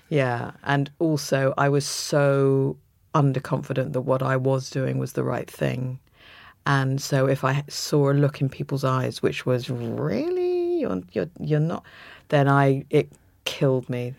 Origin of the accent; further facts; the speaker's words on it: London, United Kingdom; I was brought up in London, and every holiday we spent in Suffolk.